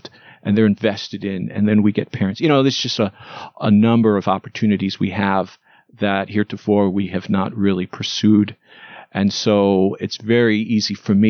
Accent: New York, United States; now in Wheaton, United States; I'm a paisano from New York who's been saved by God's grace

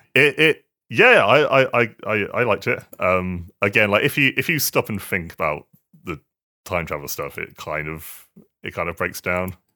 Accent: Swindon, South West England, United Kingdom; moved away; I'm from Swindon

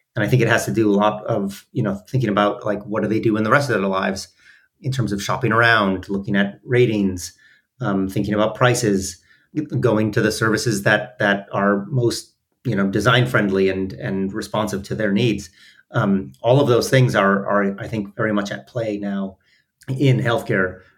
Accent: Minneapolis, Minnesota, United States; born or raised there

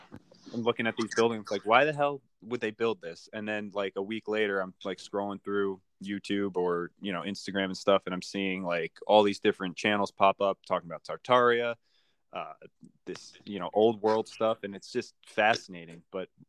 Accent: Kingston, New York, United States; I grew up in upstate New York. I'm still in upstate New York and everywhere around it. I grew up in Kingston.

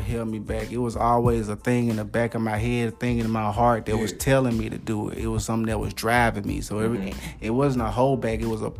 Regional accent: Memphis, Tennessee, United States; growing up in South Memphis, not a lot of opportunities.

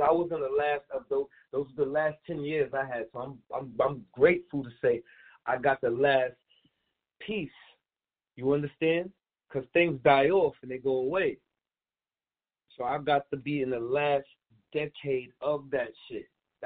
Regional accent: New York City, New York, United States; I'm originally from Prospect, up the hill. Prospect in Saratoga, the Plazas. That's where I'm originally from, in Brownsville

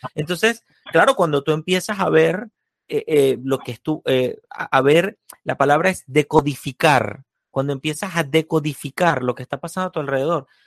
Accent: Venezuela; me ha pasado exactamente lo mismo de Venezuela, solo que yo viví 22 años, no 22, 19 años de comunismo

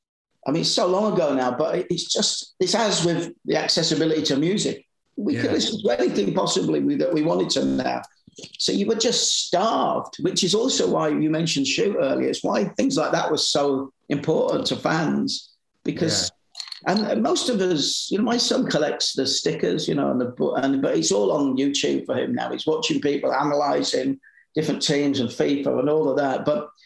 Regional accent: Leeds, Yorkshire and the Humber, United Kingdom; also born or lived in London; I was born in London. We moved back to just outside Leeds. And we lived in this quite posh place for a couple of years before I moved into Headingley.

